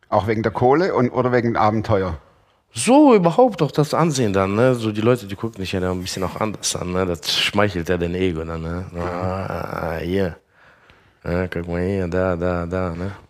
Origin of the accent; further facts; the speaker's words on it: Russia; man ist auch so im Kreis groß geworden, ne? Da war ja, kommen wir aus Russland, Russlanddeutsche, ne?